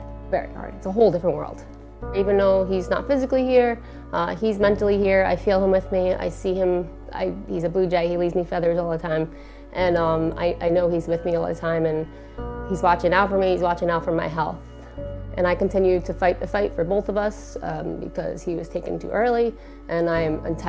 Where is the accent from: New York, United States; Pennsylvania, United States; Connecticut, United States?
New York, United States; Hicksville; I grew up in Hicksville, New York on Long Island.